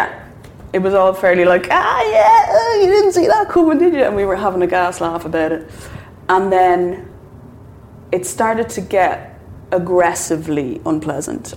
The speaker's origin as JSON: {"language": "English", "country": "Ireland"}